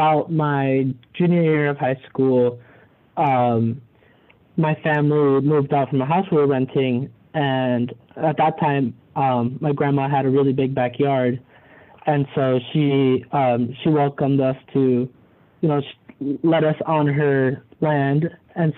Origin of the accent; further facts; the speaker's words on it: Mesa, Arizona, United States; moved away as an adult; now in St. Louis, United States; I'm from Mesa, Arizona. Back home, I went to Mesa High School